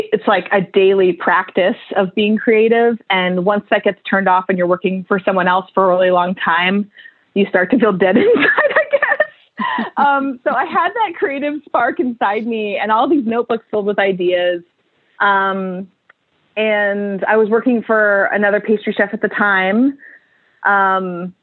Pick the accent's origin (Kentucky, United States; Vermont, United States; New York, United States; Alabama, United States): Vermont, United States; moved away as an adult; now in Portland, United States; I grew up in Vermont